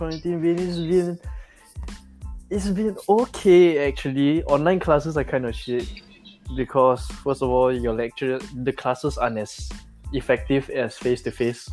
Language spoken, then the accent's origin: English; Malaysia; we're from Malaysia